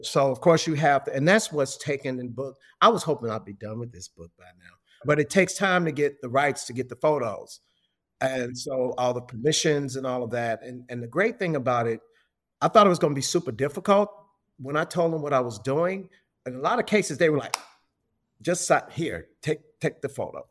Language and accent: English; Chicago, Illinois, United States; moved away; I'm from Chicago originally